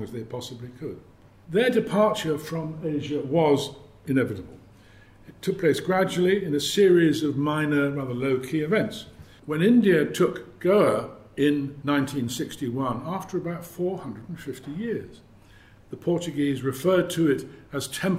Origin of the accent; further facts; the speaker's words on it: United Kingdom; being British